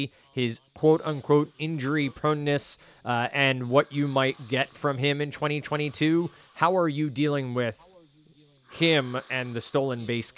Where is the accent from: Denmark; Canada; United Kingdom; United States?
United States; New Jersey; accent: Jersey; my nice Jersey accent coming through there on his name.